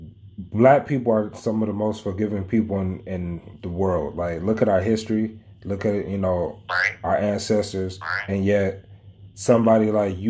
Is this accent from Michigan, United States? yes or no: no; Louisville, Kentucky, United States; moved away as an adult; my hometown